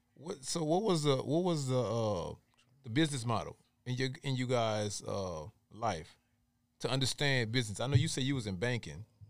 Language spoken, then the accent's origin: English; Louisiana, United States; moved away; I'm from, originally from Louisiana